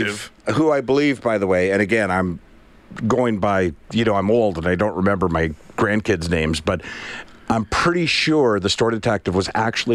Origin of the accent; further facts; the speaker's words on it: Prince Edward Island, Canada; moved away; I grew up in Prince Edward Island.